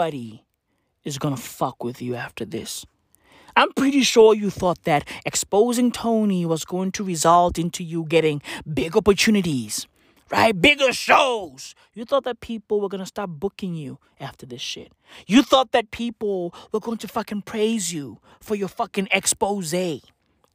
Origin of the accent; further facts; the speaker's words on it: South Africa; I'm a black kid in South Africa